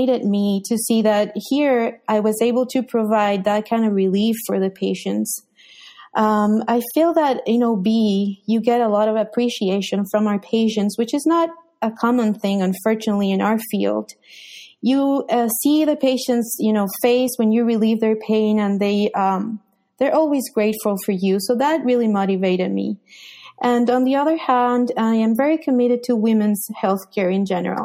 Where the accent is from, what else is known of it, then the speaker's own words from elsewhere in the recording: Colombia; moved away as an adult; also born or lived in Miami, United States; now in United States; I'm from Colombia, South America. I went to medical school in Bogota